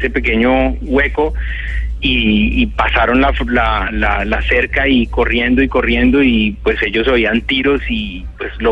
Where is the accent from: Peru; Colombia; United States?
Colombia; moved away as an adult; yo hace unos cinco años eh, me fui de Colombia, yo era profesor de la Universidad Javeriana, del Departamento de Artes